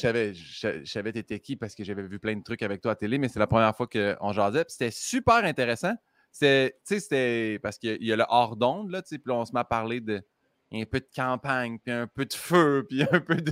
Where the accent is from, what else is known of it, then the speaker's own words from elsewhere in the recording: Saint-Hyacinthe, Quebec, Canada; quand j'étais petit à Saint-Hyacinthe